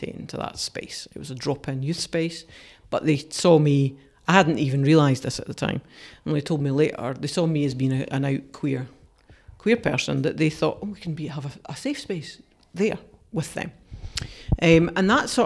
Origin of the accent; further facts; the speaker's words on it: Dumfries, Scotland, United Kingdom; I hadn't had a good experience growing up in Dumfries